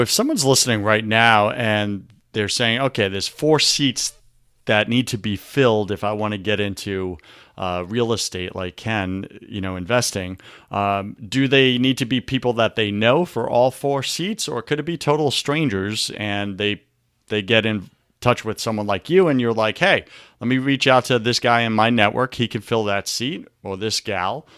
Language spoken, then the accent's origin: English; Long Island, New York, United States; I grew up in New York, you know, and in New York, I remember on Long Island